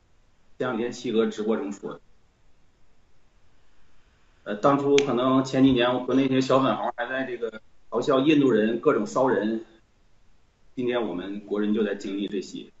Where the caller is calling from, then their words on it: Barcelona, Catalonia, Spain; 我是来自西班牙巴塞